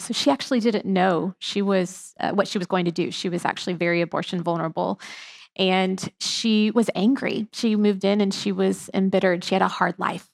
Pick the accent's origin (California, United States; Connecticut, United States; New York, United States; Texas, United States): Texas, United States; Houston; I was born and raised in here in Houston, Texas. Not a lot of natives here anymore